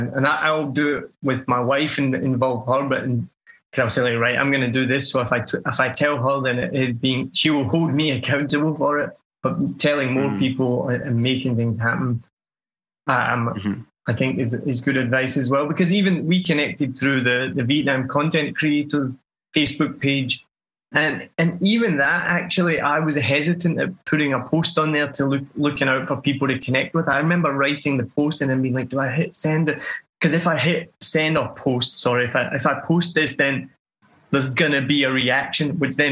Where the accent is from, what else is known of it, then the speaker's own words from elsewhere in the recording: Scotland, United Kingdom; I'm Scottish